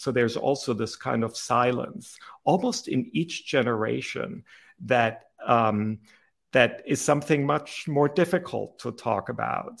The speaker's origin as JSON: {"language": "English", "country": "Germany", "tie": "born or raised there", "second_language": "English", "moved": "yes", "lives_now": "United States", "said": "I grew up in Germany."}